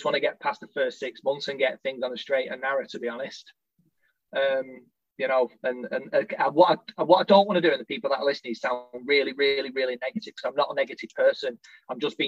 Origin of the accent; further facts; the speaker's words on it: Littleborough, North West England, United Kingdom; I'm from Littleborough